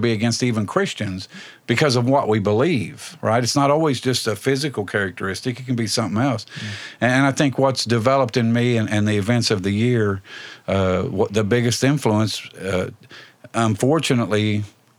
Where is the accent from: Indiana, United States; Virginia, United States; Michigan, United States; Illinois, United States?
Indiana, United States; Indianapolis; I grew up near East Side Indianapolis in the 60s and 70s